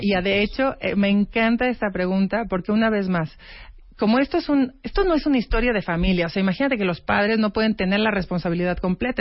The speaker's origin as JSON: {"language": "Spanish", "country": "Mexico", "said": "como mexicana"}